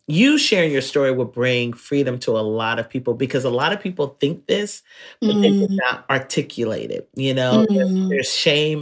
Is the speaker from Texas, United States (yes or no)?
no; North Carolina, United States; I grew up in North Carolina